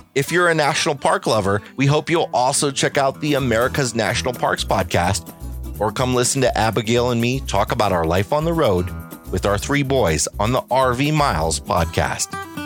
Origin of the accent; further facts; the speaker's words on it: Chicago, Illinois, United States; This Chicagoan